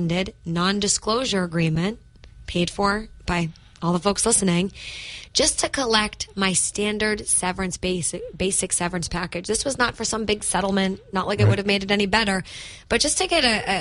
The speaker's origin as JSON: {"language": "English", "town": "Methuen", "region": "Massachusetts", "country": "United States", "tie": "born or raised there", "also_born_or_lived": "Lawrence, Massachusetts", "said": "I was born to a 17-year-old single mother, grew up in the city of Methuen and Lawrence, housing insecure"}